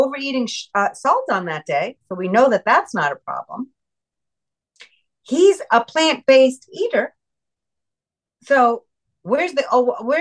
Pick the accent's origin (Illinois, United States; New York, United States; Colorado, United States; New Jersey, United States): New York, United States; moved away; I'm originally New Yorker myself